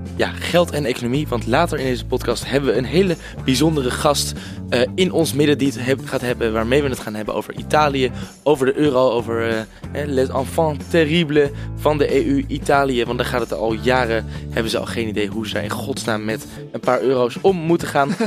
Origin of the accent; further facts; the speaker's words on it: Netherlands; als Nederlanders